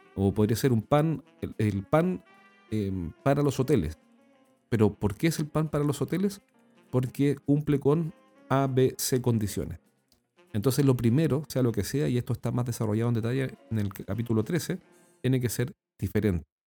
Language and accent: Spanish; Chile; accent: Chilean; en nuestro país, como yo lo he dicho anteriormente, en Chile no hablamos español, sino que hablamos chileno